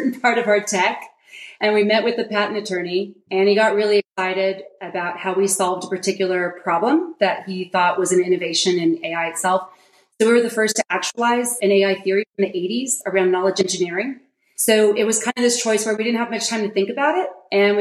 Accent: Silicon Valley, California, United States; I'm from Silicon Valley

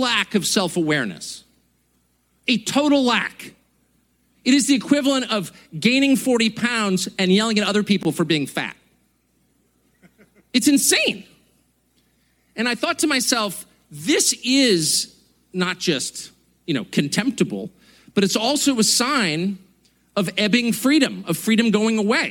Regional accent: United States; I am as patriotic American as you're going to find

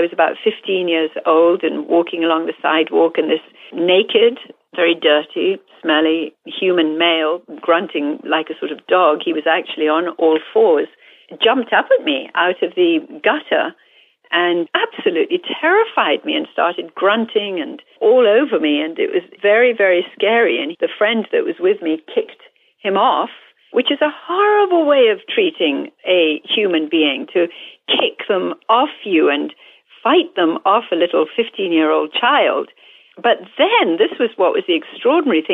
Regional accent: India; moved away; Growing up in India

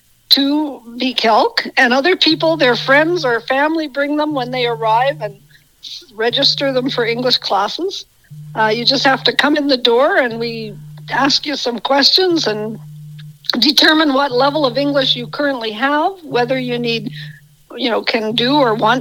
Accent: Brooks, Alberta, Canada; I grew up in Brooks, and I've watched how it's changed over the years

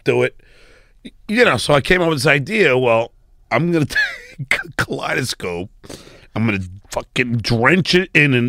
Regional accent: Long Island, New York, United States; I'm a prick from Long Island.

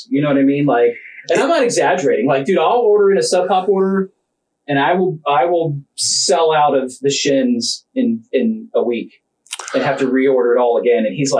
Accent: Tampa, Florida, United States; I'm 49, born and raised in Tampa.

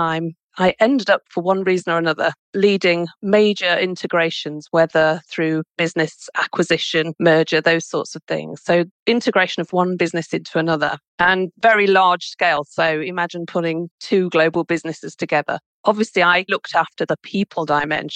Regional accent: United Kingdom; I'm British.

